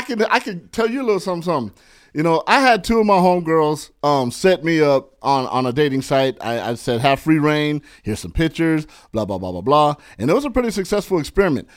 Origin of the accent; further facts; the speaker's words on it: San Bernardino, California, United States; now in Los Angeles, United States; I grew up in San Bernardino. I'm a I E guy